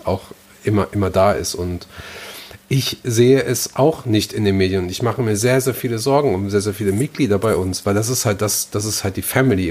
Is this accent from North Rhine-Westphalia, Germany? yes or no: yes; Gelsenkirchen, North Rhine-Westphalia, Germany; meine Heimatstadt Gelsenkirchen